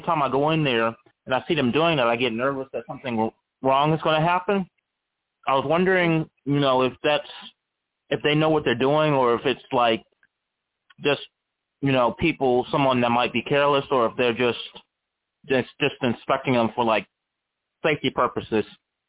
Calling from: Charlottesville, Virginia, United States; Charlottesville, Virginia.

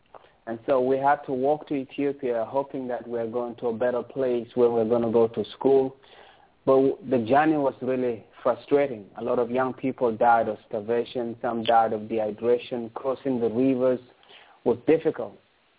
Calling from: Toronto, Ontario, Canada; I'm calling from Toronto in Canada.

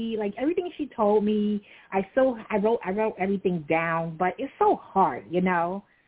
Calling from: New York City, New York, United States; I'm calling from Brooklyn.

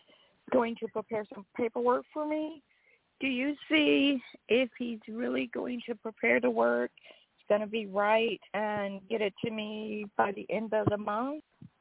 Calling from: Georgia, United States; I'm from Georgia.

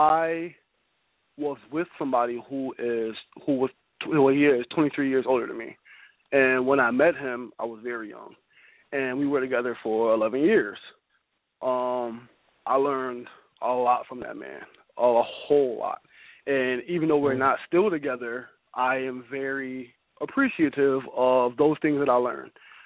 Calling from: Buffalo, New York, United States; I'm from Buffalo.

